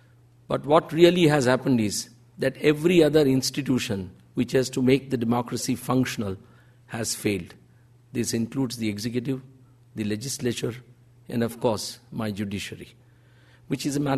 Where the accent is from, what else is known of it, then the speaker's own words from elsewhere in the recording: India; back home in India